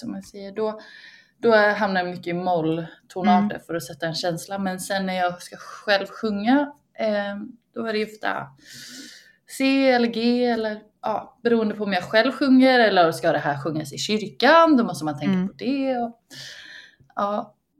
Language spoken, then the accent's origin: Swedish; Uppsala, Uppsala County, Sweden; När jag växte upp i Uppsala